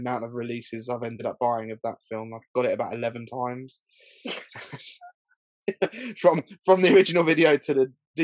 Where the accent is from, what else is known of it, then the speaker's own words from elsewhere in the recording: Milton Keynes, South East England, United Kingdom; When I grew up in Milton Keynes